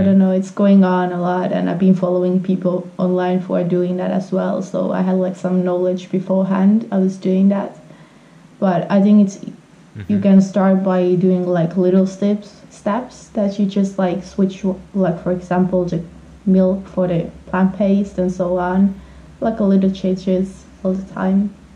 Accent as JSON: {"language": "English", "country": "Finland", "second_language": "English", "said": "I'm from Finland."}